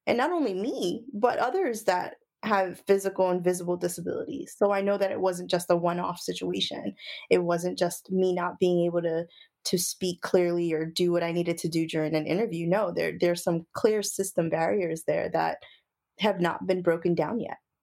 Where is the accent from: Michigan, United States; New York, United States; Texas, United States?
New York, United States; Brooklyn; I'm from Brooklyn, New York